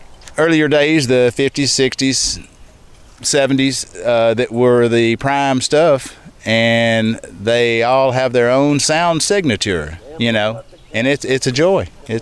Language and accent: English; Montgomery, Alabama, United States